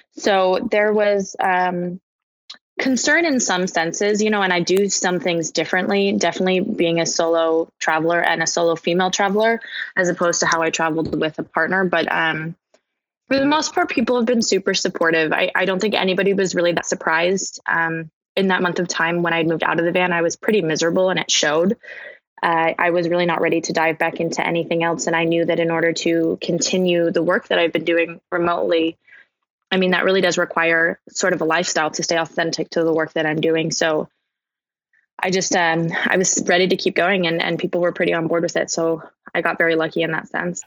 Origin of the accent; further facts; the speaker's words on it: Portland, Oregon, United States; moved away; I'm originally from Portland, Oregon, so I went home to spend the holidays with my family